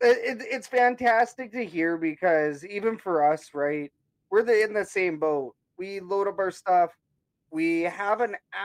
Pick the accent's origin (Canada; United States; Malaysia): Canada; And that's how out of touch we are as Canadian sports fans